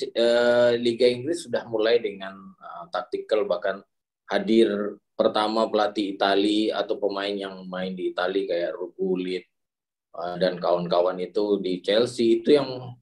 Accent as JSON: {"language": "Indonesian", "town": "Padang", "region": "West Sumatra", "country": "Indonesia", "said": "saya dari Padang"}